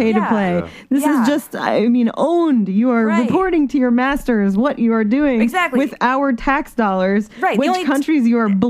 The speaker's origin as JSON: {"language": "English", "region": "Vermont", "country": "United States", "said": "I'm from Bernie Country. Holler. 802."}